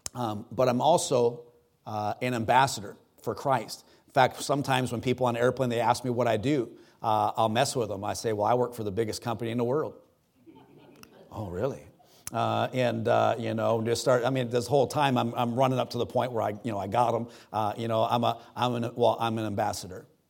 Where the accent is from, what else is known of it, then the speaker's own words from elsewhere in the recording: United States; I'm an American.